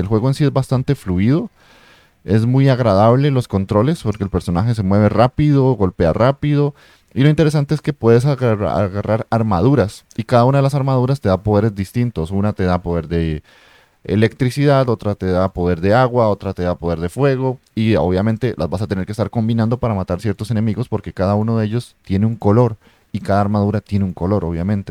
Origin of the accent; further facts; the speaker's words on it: Costa Rica; yo soy de Costa Rica